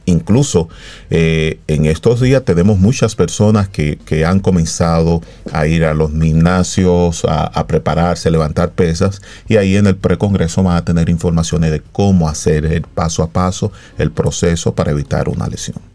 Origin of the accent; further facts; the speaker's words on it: Dominican Republic; los tres psicólogos deportivos que, somos dominicanos